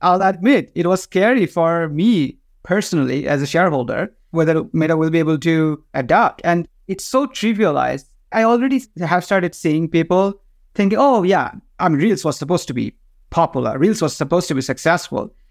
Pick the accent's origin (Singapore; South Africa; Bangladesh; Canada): Bangladesh; first language Bengali; English is a second language; moved away; I am from Bangladesh